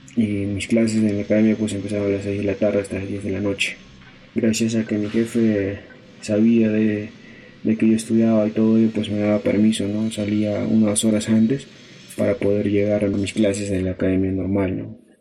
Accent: Ayacucho, Peru; now in Lima, Peru; soy natural de Ayacucho. Nací en el centro poblado de Atihuara, del distrito de Santiago Paucaray, que pertenece a la provincia de Sucre

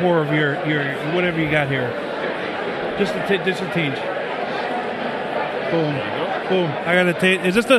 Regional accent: Mukwonago, Wisconsin, United States; I was born in Mogwanago, Wisconsin

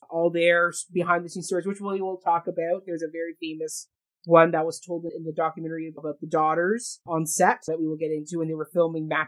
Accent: Canada; I'm Canadian, yes, but he's not Jewish.

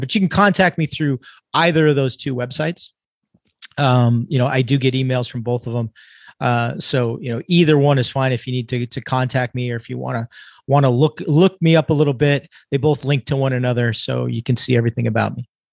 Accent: California, United States; now in Texas, United States; I'm originally born and raised in California.

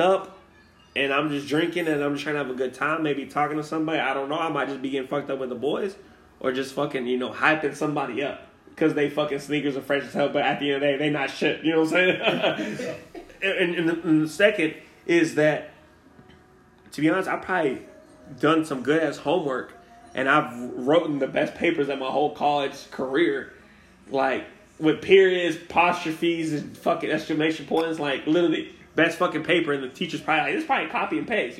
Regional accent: Wichita Falls, Texas, United States; moved away as an adult; from the 940, aka Wichita Falls, Texas. City boy, down to earth, from the hood though

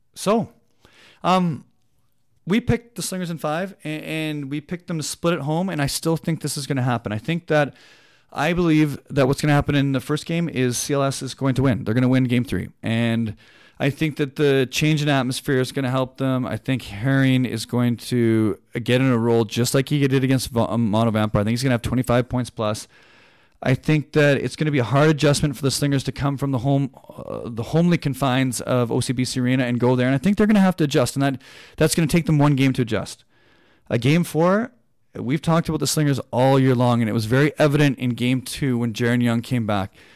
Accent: Canada; I'm a Canadian person

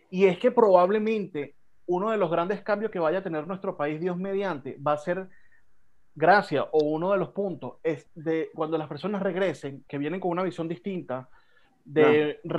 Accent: Spain; español, eh, yo soy casado con una venezolana, yo no lo sabía.

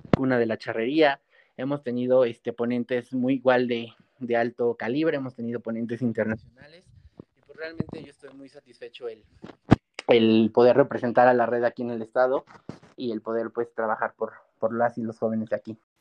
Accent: Mexico; also born or lived in Pachuca, Hidalgo; todavía no estamos preparados como cultura mexicana, como población de México

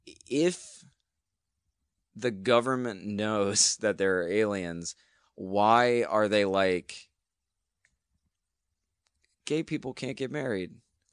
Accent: the South, United States; I mean, I'm from the South.

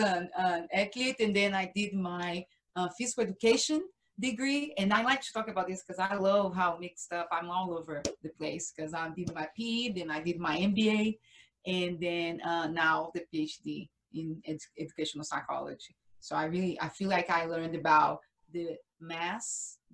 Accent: Brazil; English is a second language; moved away; I am from Brazil.

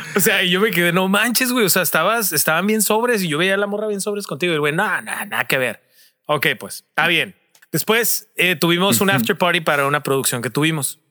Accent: Tijuana, Baja California, Mexico; nosotros somos Tijuana, estamos en Tijuana

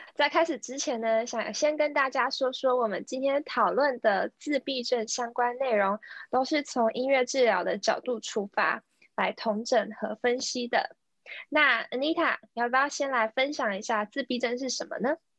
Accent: Kaohsiung, Taiwan; now in Canada; 我是在加拿大的台湾高雄人

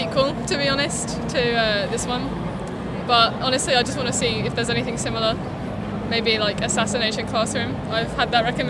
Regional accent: near Milton Keynes, South East England, United Kingdom; I'm from just near Milton Keynes, quite a small town.

